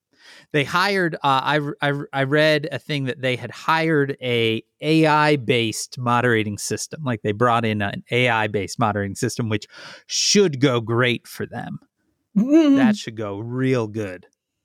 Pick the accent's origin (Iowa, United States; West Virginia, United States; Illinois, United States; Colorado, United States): Illinois, United States; Chicago; because I am from the Chicago area, you get field trips when you're a kid.